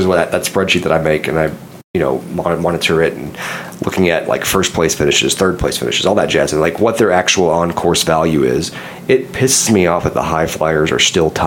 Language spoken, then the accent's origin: English; Dallas, Texas, United States; now in Oklahoma, United States; I'm from Dallas originally